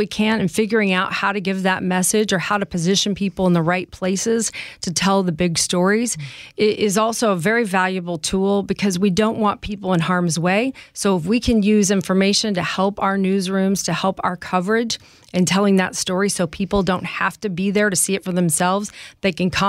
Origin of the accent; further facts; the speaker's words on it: Chicago, Illinois, United States; We'd lived in homes our entire life in the Midwest. We came from Chicago.